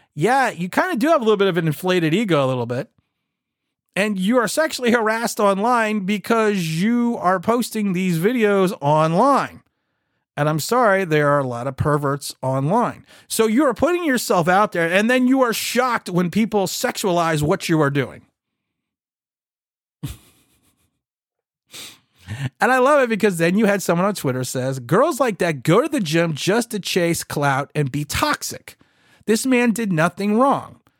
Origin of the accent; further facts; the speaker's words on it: United States; My father was born here. I was then born here. We came over from Ireland.